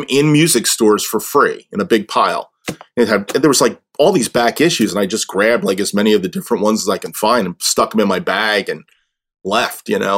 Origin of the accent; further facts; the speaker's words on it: New Jersey, United States; I grew up in Jersey